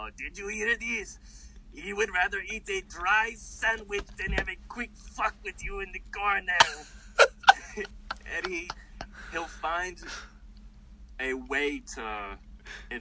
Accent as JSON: {"language": "English", "region": "New York", "country": "United States", "said": "I'm from New York"}